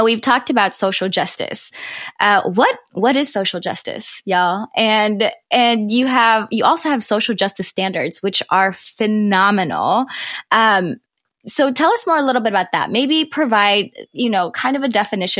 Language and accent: English; South Georgia, United States; I grew up in South Georgia